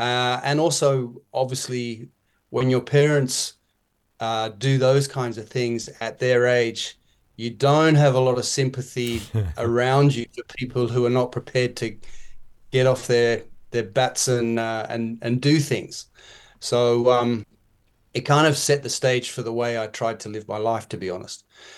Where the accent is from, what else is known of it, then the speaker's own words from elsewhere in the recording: Kenya; My folks were farmers in Kenya, Tim.